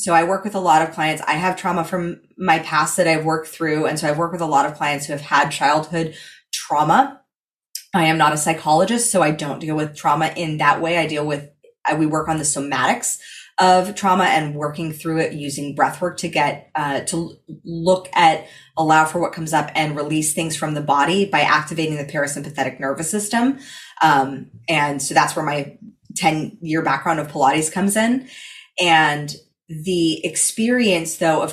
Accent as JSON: {"language": "English", "region": "California", "country": "United States", "said": "I come from California"}